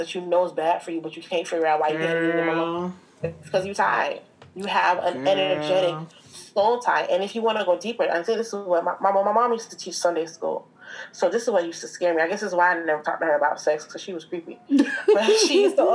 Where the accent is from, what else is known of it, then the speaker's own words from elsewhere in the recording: Jamaica; I'm real Jamaican.